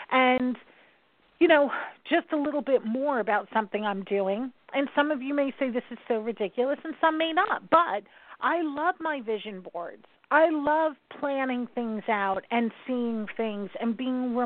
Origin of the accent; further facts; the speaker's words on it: New York, United States; I'm a New Yorker